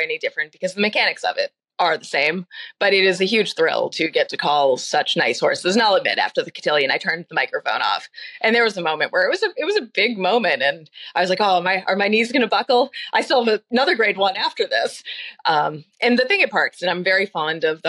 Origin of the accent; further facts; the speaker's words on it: Lowell, Massachusetts, United States; I grew up in Lowell, kind of a city.